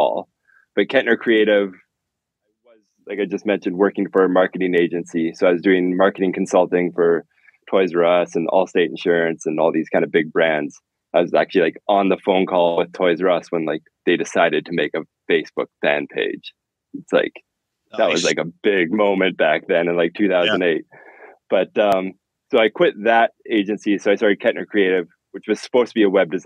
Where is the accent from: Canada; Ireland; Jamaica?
Canada; I'm from Canada